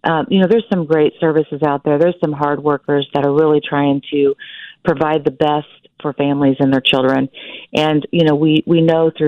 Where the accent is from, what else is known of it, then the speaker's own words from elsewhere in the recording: Wichita, Kansas, United States; I'm from Wichita, Kansas